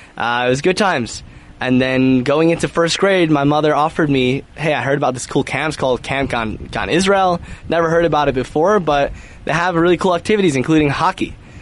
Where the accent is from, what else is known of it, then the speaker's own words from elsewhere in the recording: Chicago, Illinois, United States; moved away; I'm actually from Chicago.